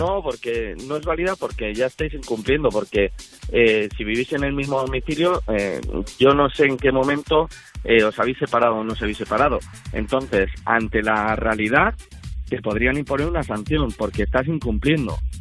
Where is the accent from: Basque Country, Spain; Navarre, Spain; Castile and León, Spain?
Navarre, Spain; Berrioplano; De, Navarra, de, Navarra. Eh, de, de Berrio Plano.